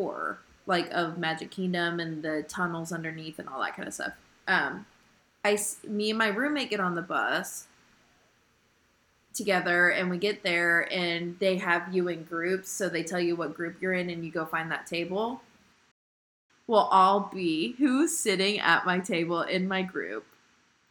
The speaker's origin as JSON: {"language": "English", "region": "Indiana", "country": "United States", "said": "I'm from Indiana"}